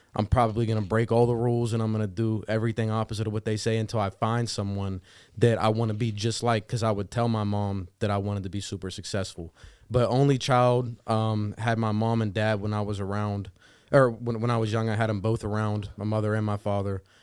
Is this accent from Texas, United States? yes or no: no; New Castle, Pennsylvania, United States; moved away as an adult; now in Pittsburgh, United States; I was born and raised in Newcastle, Pennsylvania, not too far from Youngstown